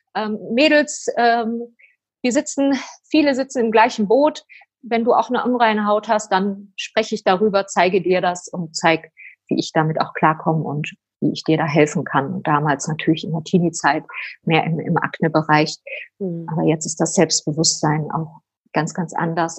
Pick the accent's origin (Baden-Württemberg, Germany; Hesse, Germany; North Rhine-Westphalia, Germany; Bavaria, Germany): North Rhine-Westphalia, Germany; Oberhausen; ich bin ein Ruhrpottkind. ich bin in Oberhausen geboren